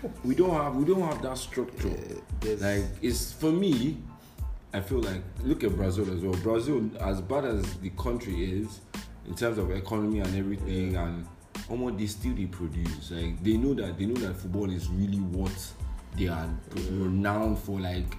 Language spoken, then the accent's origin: English; Nigeria; as a Nigerian